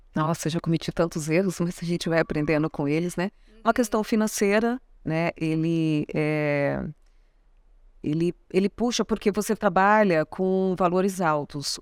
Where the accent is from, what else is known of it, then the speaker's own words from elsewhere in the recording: São Paulo, Brazil; now in Mato Grosso do Sul, Brazil; Sou paulista, moro aqui, eu sou sumatogrossense de coração